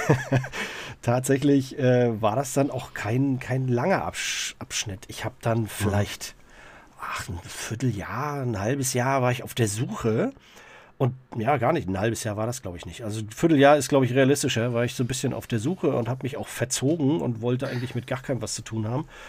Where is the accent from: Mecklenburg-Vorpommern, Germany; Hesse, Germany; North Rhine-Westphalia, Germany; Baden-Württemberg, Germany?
Mecklenburg-Vorpommern, Germany; Greifswald; also born or lived in Herzogtum Lauenburg (near Hamburg); Ich bin gebürtiger Greifswalder